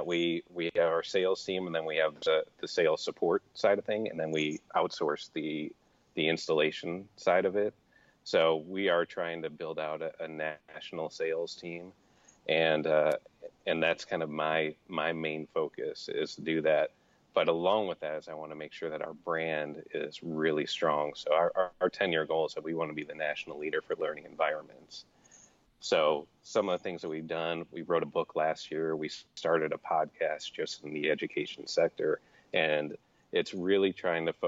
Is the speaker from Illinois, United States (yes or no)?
yes; Chicago, Illinois, United States; also born or lived in Columbus, Ohio; now in Arizona, United States; growing up in Chicago and then moving to Columbus